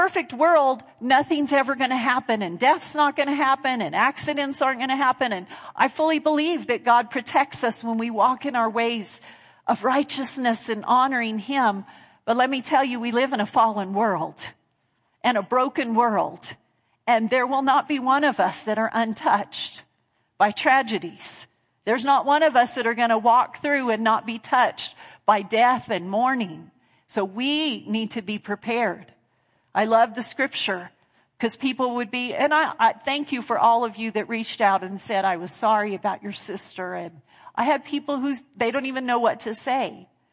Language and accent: English; Clovis, New Mexico, United States; now in Lubbock, United States; we grew up in Clovis